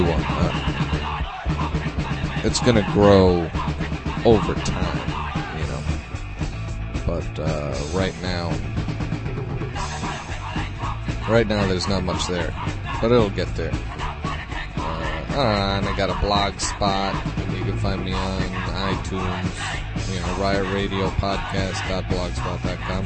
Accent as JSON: {"language": "English", "region": "New York", "country": "United States", "tie": "born or raised there", "said": "I grew up in New York, and I grew up going to shows, local punk shows"}